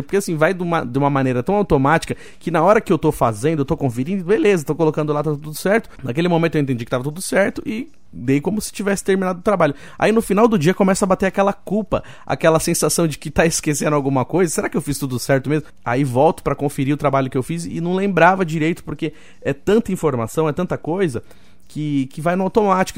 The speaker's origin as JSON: {"language": "Portuguese", "town": "Roseira", "region": "São Paulo", "country": "Brazil", "tie": "born or raised there", "moved": "yes", "said": "Eu fui criado em Roseira"}